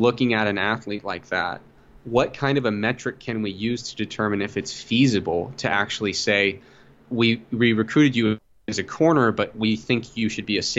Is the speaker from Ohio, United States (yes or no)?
yes; Ohio, United States; But I grew up in Ohio